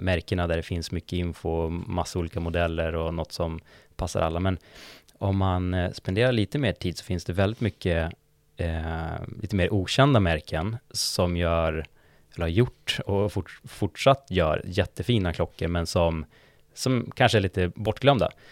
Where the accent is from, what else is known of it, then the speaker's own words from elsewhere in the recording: Umeå, Västerbotten County, Sweden; moved away as an adult; now in Stockholm, Sweden; Jag, jag är från Umeå ursprungligen, eh, bott i Stockholm i sju år ungefär.